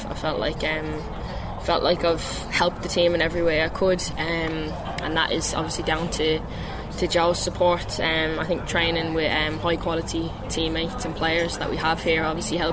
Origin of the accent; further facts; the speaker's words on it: Ireland; moved away as an adult; being named Irish captain